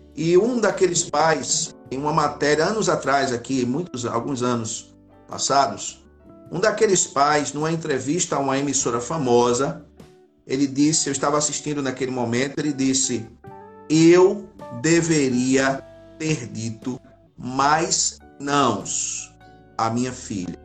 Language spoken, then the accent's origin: Portuguese; Recife, Pernambuco, Brazil; Eu sou do Grande Recife, né? Eu sou de Recife, na verdade